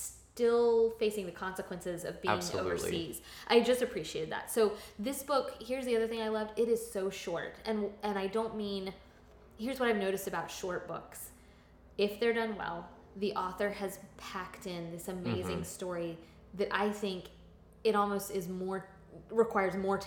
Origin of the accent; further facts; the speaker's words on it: Florida, United States; growing up in Florida